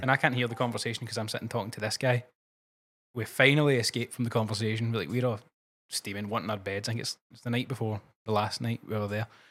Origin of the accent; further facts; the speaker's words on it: Cumbernauld, Scotland, United Kingdom; A place called Cumbernauld. It's just outside Glasgow.